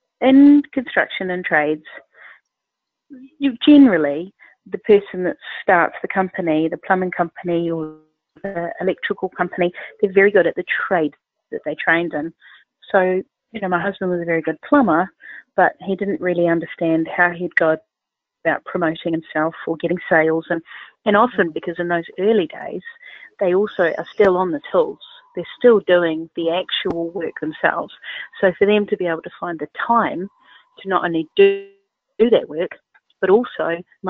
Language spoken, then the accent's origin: English; New Zealand; accent: Southern Hemisphere; moved away as an adult; now in United Kingdom; I'm originally from New Zealand, and I've been in the United Kingdom for 15 years.